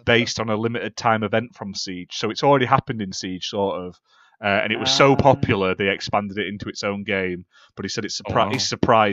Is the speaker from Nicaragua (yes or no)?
no; England, United Kingdom; I'm from England.